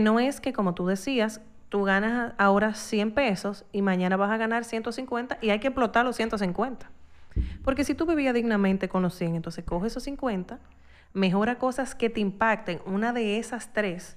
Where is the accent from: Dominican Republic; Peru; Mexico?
Dominican Republic; uno como dominicano